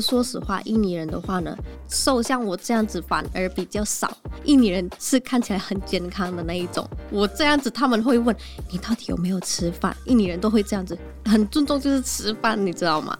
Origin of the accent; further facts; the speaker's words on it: Jakarta, Indonesia; Chinese is a second language; moved away as an adult; also born or lived in Kaohsiung, Taiwan; now in Taipei, Taiwan; 我是从雅加达啊，雅加达是像台北这么热闹